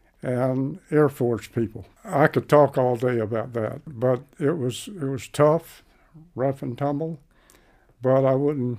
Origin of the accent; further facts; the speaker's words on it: Niceville, Florida, United States; also born or lived in Crestview, Florida; When I grew up in Niceville, that was between 1942 and 1960. Niceville had a population of roughly 4,000. You know, to put it mildly, it was a rough and tumble place, mostly fishing and timbering, and Air Force Base, Eglin